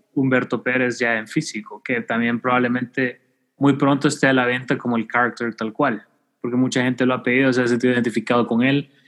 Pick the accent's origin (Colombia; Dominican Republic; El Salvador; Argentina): El Salvador; los salvadoreños sí hablamos paja